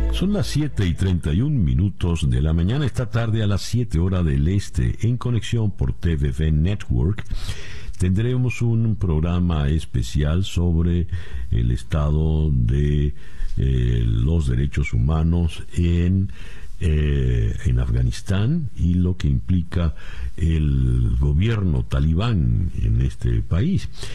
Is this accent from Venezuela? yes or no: yes; Venezuela; moved away; Como venezolano